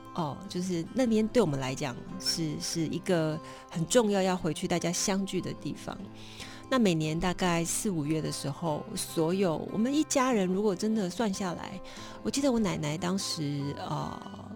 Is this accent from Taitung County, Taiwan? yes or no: no; Yunlin County, Taiwan; moved away; 我有童年蛮大的一段时间都是嗯。在榆林度过